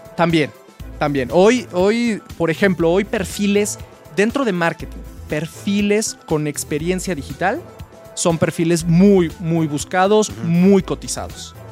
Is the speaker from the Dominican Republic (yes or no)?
no; Guadalajara, Jalisco, Mexico; yo soy de Guadalajara. Yo estudié en la Universidad de Guadalajara